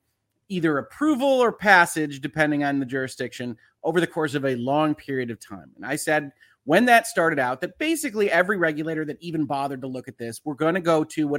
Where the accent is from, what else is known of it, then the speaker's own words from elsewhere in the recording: United States; I'm an American lawyer. I have to give that disclosure. I'm not operating in the UK.